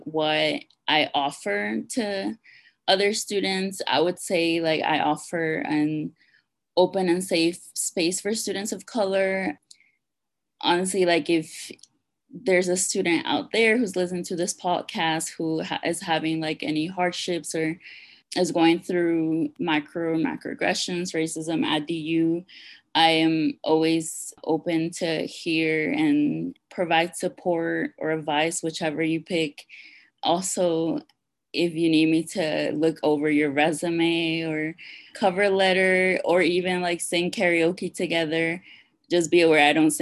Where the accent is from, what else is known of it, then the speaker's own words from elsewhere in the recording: Washington, District of Columbia, United States; moved away as an adult; also born or lived in Peru / Lewisburg, Pennsylvania; now in Denver, United States; I was born in Peru. I migrated to Washington, D.C. when I was 8, and I was raised in D.C.